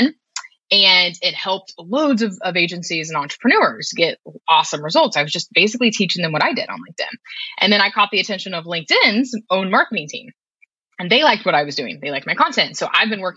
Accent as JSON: {"language": "English", "region": "Kansas", "country": "United States", "said": "I'm from Kansas originally"}